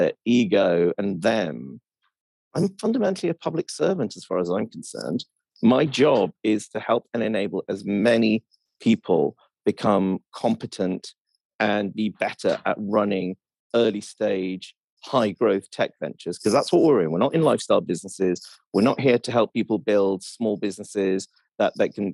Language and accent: English; Welsh, Wales, United Kingdom; I'm Welsh